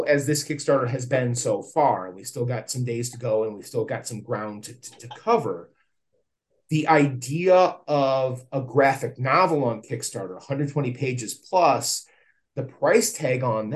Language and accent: English; Plymouth, Michigan, United States; I still live fairly close by to my hometown